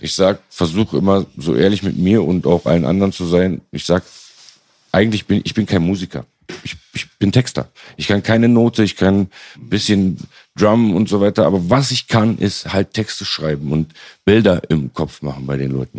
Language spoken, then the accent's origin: German; Berlin, Germany; als auch Berliner, aber nicht einer von denen